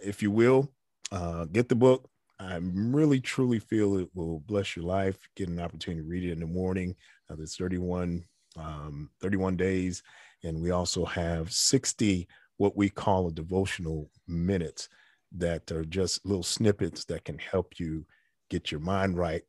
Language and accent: English; New York City, New York, United States; growing up in the Bronx